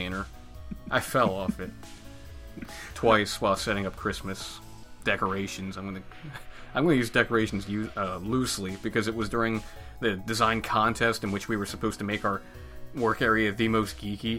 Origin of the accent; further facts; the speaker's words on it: United States; I'm American